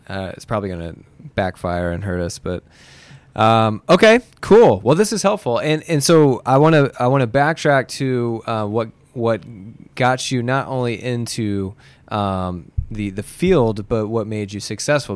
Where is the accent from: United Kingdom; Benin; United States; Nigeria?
United States; Muncie, Indiana; moved away as an adult; also born or lived in Bloomington, Indiana; I grew up in Muncie